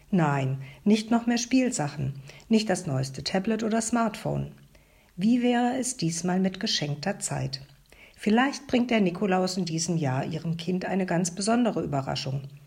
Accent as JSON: {"language": "German", "country": "Germany", "said": "bei uns in Deutschland"}